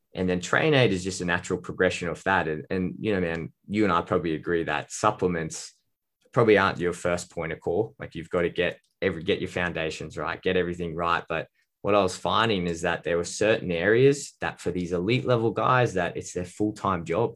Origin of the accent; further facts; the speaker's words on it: Australia; I'm a dietitian from Australia